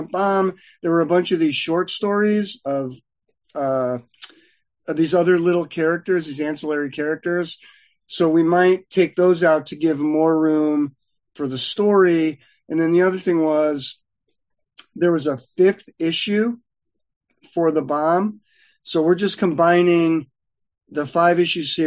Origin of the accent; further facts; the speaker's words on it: Connecticut, United States; moved away as an adult; now in Los Angeles, United States; I was from Connecticut